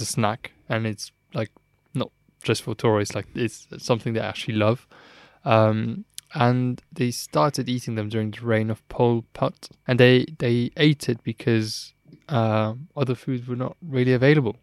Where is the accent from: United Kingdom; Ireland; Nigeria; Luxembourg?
Luxembourg; I am from Luxembourg